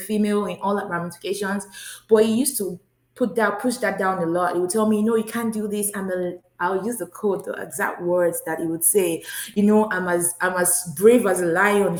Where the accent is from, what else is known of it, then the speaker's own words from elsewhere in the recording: Nigeria; moved away as an adult; now in United States; I'm originally from Nigeria